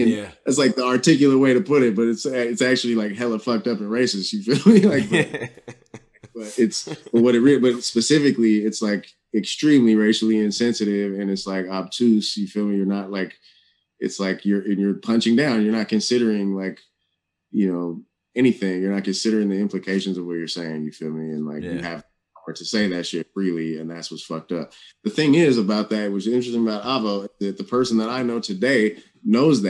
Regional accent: Oakland, California, United States; growing up in the Bay Area and Oakland

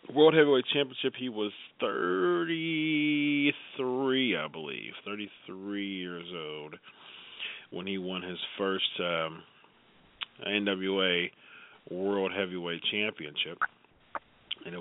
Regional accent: Columbus, Ohio, United States; it was in Columbus, Ohio. It's my hometown

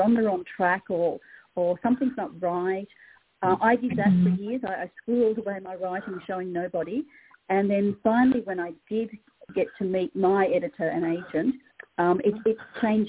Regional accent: Australia; also born or lived in New South Wales / Sydney; in Australia we have completely over the decades thrown out grammar

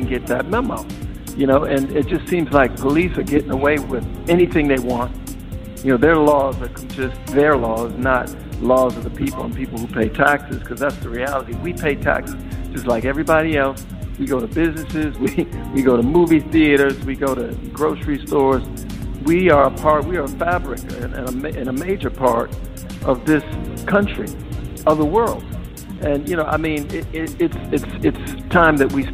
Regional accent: Minneapolis, Minnesota, United States; where I grew up in Minneapolis

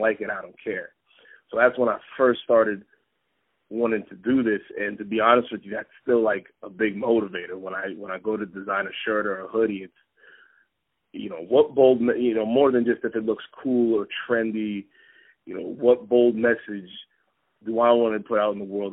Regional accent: Pennsylvania, United States; I'm from Pennsylvania

